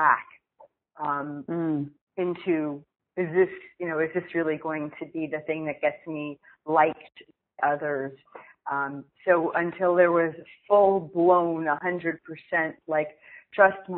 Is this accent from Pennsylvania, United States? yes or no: yes; Pennsylvania, United States; moved away as an adult; also born or lived in Newark, New Jersey; growing up in Pennsylvania